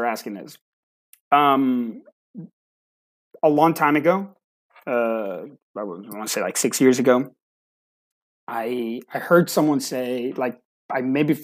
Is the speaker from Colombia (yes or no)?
yes; Colombia; now in Dallas-Fort Worth, United States; I was born in Colombia